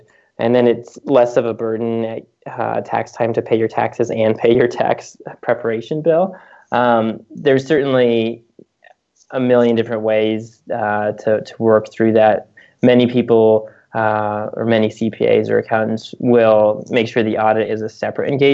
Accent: United States; also born or lived in Canada; as an American who lived in Canada for a few years

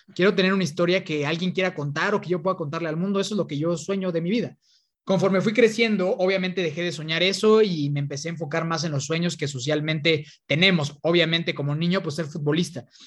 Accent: Toluca, State of Mexico, Mexico; yo soy de, de Toluca

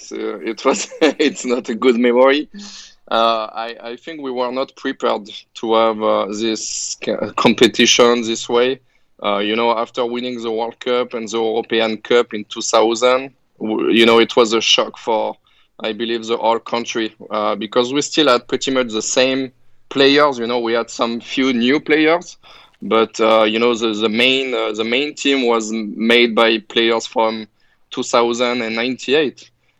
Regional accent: France; now in United States; I'm from France, but I'm actually trying to be a good American citizen.

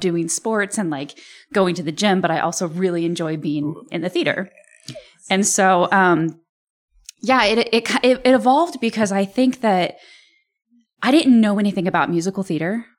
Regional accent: Rantoul, Illinois, United States; I'm from Rantoul

